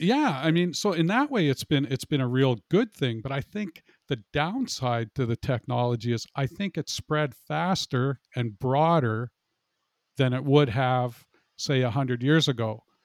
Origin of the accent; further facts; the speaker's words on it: Canada; I'm a Canadian